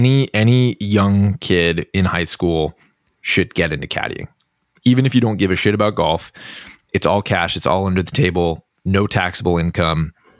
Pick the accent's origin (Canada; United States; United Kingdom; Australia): United States; Boston, Massachusetts; I'm a golf accident. I grew up in Boston, in the Boston area. No one in my family played golf growing up.